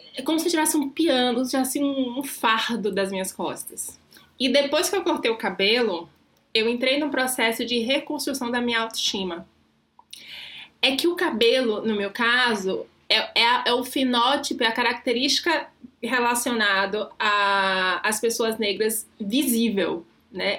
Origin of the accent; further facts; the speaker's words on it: Salvador, Bahia, Brazil; now in São Paulo, Brazil; sou, sou de Salvador